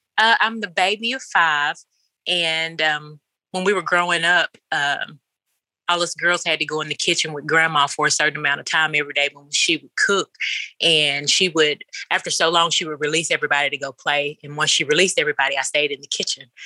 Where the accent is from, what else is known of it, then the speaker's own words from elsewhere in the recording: Bolivar, Tennessee, United States; also born or lived in Jackson, Tennessee; now in Canton, United States; I'm originally from Bolivar, Tennessee